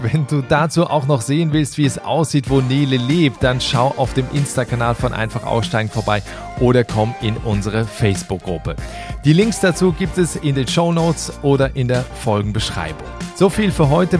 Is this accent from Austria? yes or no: no; Switzerland; ich als Schweizer